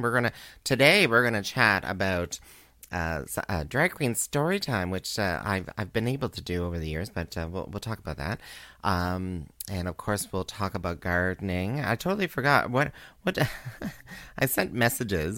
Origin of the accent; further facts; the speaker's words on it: Canada; also born or lived in Kingston, Ontario; as a Canadian